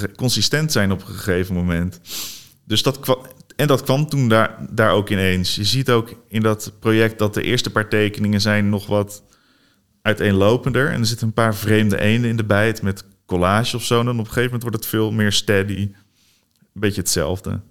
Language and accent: Dutch; Barneveld, Gelderland, Netherlands; also born or lived in Hoevelaken; Ik groeide op in Barneveld. Daarna in Hoevelaken.